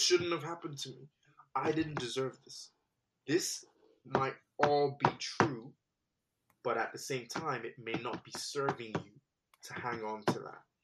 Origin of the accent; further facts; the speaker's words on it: Nigeria; I was born in Nigeria